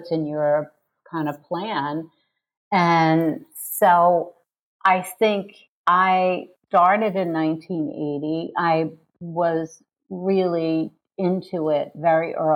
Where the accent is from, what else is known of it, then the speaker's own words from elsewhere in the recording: New York City, New York, United States; I'm from New York City